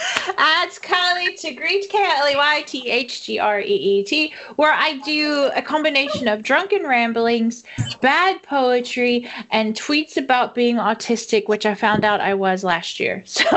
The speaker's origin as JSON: {"language": "English", "country": "United States"}